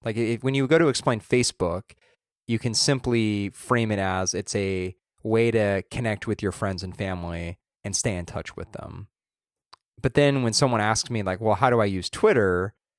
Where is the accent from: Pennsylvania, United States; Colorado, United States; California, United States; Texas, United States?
California, United States; Southern Orange County; where you and I grew up in Southern Orange County